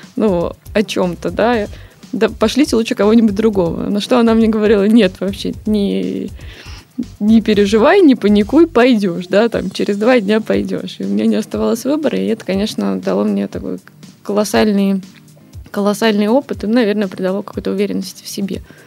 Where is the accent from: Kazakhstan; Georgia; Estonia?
Estonia; Tallinn, Harju County; moved away as an adult; now in Saint Petersburg, Russia; Я просто сама из Сталина